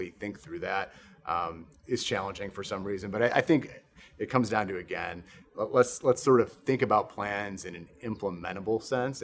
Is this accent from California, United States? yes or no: no; Chicago, Illinois, United States; now in Texas, United States; I'm from Chicago originally